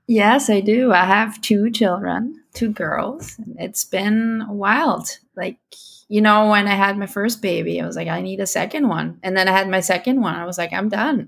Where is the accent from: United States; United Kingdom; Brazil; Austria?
Austria; Vienna; first language German and Spanish; English is a second language; moved away as an adult; now in Guelph, Canada; I grew up in Vienna, so we would talk in German to our friends in school.